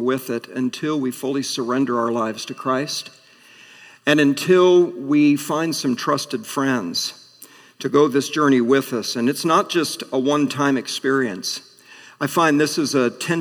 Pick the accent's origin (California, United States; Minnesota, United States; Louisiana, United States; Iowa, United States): Iowa, United States; Atlantic; moved away as an adult; my hometown of Atlantic